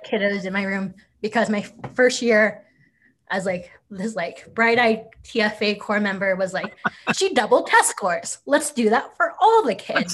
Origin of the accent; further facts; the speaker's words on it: Oklahoma, United States; now in Denver, United States; I'm born and raised in Oklahoma